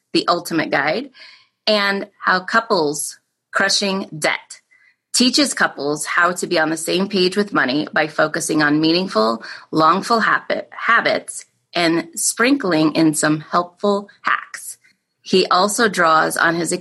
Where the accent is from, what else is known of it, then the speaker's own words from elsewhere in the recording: near Iowa State, United States; I grew up right near there.